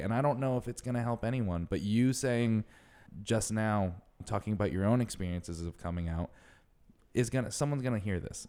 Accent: New England, United States; I grew up in New England

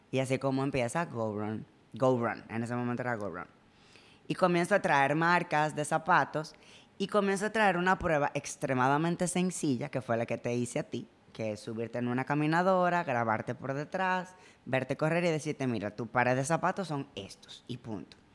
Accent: Spain; born there; Yo nací en España.

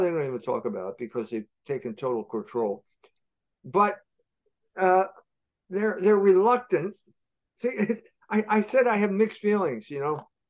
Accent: Philadelphia, Pennsylvania, United States; when I was growing up in Philadelphia

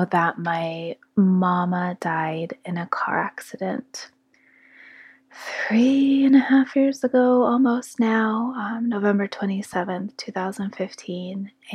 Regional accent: South Lake Tahoe, California, United States; now in Grass Valley, United States; South Lake Tahoe, my hometown, where I was born from my mother's womb, where she raised me and my sister alongside our father

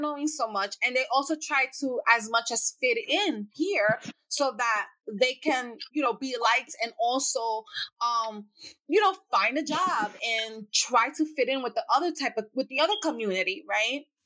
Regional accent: New York City, New York, United States; I grew up in the Bronx

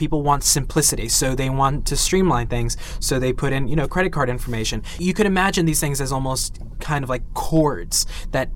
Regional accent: New York, United States; I'm from New York

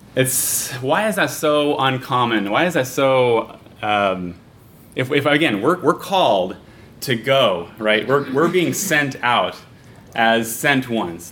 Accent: Kansas, United States; I'm from Kansas

